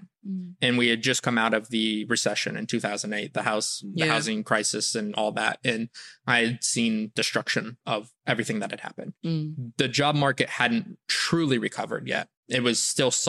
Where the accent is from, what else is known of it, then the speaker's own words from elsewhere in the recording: Florida, United States; moved away as an adult; also born or lived in Tennessee / Shaoxing, China / Shenyang, China; now in China; When I first moved to Florida, I was very young, like 4 years old